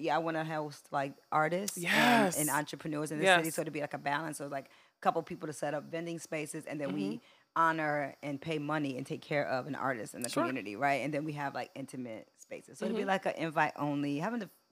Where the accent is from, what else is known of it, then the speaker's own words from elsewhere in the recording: Detroit, Michigan, United States; I grew up on the West Side. I grew up on Ward and Tyerman. Went to Cody High School.